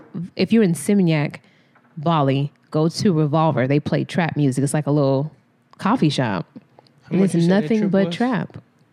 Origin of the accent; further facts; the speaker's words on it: United States; I said I was from America